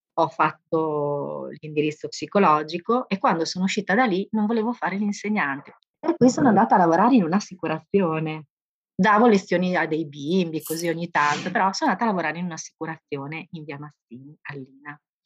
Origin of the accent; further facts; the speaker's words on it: Bologna, Emilia-Romagna, Italy; also born or lived in Livorno; sono nata a Bologna ma ho fatto molto del mio tempo di Livorno.